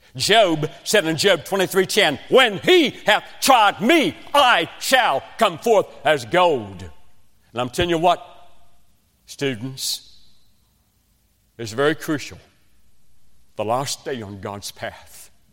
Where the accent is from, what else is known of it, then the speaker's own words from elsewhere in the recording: West Virginia, United States; accent: West Virginian; now in South Carolina, United States; I was raised in West Virginia, in a coal mining shack.